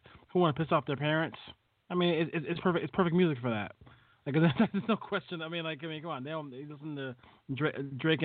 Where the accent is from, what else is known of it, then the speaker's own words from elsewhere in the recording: Jamaica; I'm Jamaican